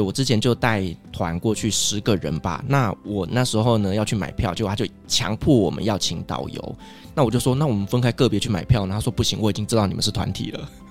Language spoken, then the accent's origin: Chinese; Taiwan; 我身为台湾人嘛，所以我喜欢吃的餐厅